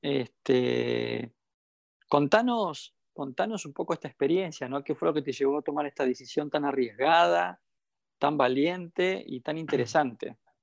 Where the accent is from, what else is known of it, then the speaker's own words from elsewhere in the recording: Argentina; lo que somos los argentinos